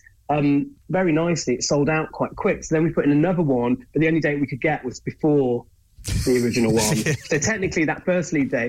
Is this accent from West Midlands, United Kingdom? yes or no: no; Leeds, Yorkshire and the Humber, United Kingdom; I'm from Leeds.